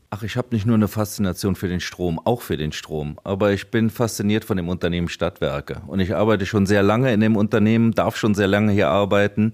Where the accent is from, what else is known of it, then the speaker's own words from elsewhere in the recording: Trier, Rhineland-Palatinate, Germany; Ich komme aus der Region, ich habe meine Familie und meine Freunde in der Region